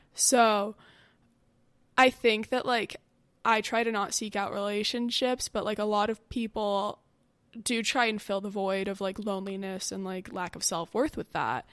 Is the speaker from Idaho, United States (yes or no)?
no; Westlake Village, California, United States; I'm from Westlake Village.